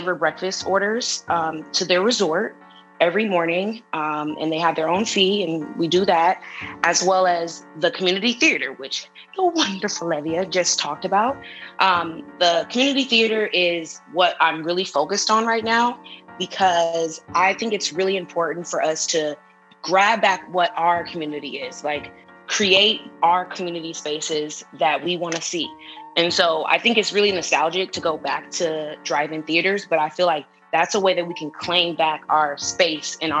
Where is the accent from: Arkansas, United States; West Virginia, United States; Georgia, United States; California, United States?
California, United States; Los Angeles; moved away as an adult; also born or lived in Humboldt; I'm from South Central LA. I went to Crenshaw High School.